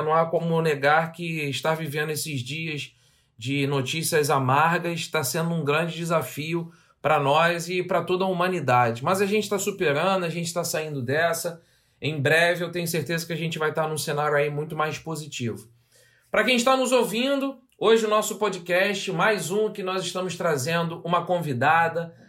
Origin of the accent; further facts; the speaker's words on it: Rio de Janeiro, Brazil; accent: carioca; Eu tenho muito orgulho de ser suburbano, ter nascido no subúrbio do Rio de Janeiro.